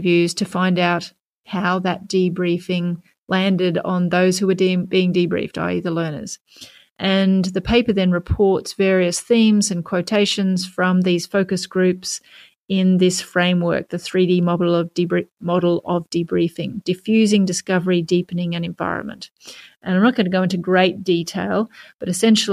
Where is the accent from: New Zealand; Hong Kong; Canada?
Canada; I'm a Canadian.